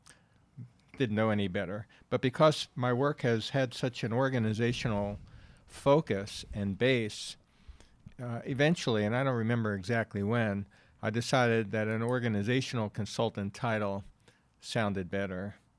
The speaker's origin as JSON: {"language": "English", "town": "New York City", "region": "New York", "country": "United States", "tie": "born or raised there", "also_born_or_lived": "Wilkes-Barre, Pennsylvania", "moved": "as an adult", "said": "I'm from New York City, born and raised"}